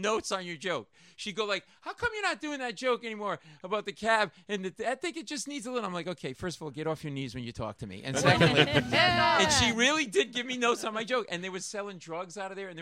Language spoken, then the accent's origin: English; Rhode Island, United States; moved away as an adult; also born or lived in Washington, D.C. / New York; I grew up in Rhode Island.